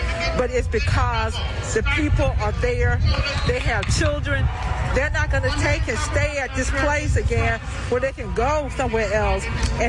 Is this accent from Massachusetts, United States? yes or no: no; Alabama, United States; I am, you're 25, I'm 67. I am a child of the civil rights era, and I'm from the South, Alabama.